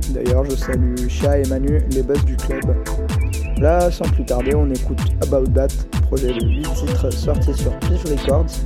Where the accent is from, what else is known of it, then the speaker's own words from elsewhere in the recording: Metz, Grand Est, France; je suis originaire de la ville de Metz, dans l'est de la France